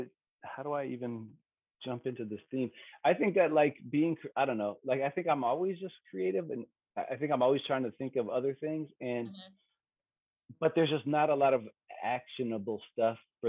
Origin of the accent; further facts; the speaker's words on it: Pacifica, California, United States; moved away; also born or lived in San Francisco; I'm from California. I'm from a little bit I was born in San Francisco, and I grew up a little bit south of San Francisco, in a place called Pacifica